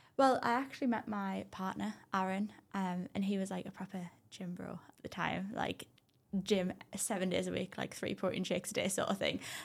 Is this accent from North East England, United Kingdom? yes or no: yes; Durham, North East England, United Kingdom; I'm actually from Durham